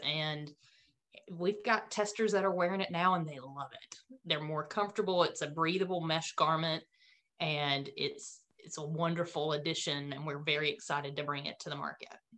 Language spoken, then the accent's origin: English; Autryville, North Carolina, United States; accent: Southern North Carolina drawl; I'm from Autryville, which is in between Clinton and um, Fayetteville